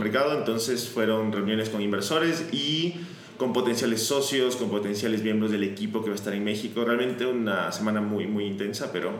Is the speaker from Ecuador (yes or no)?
yes; Ecuador; moved away as an adult; now in Buenos Aires, Argentina; me mudé de Ecuador, donde soy, a Buenos Aires, a estudiar economía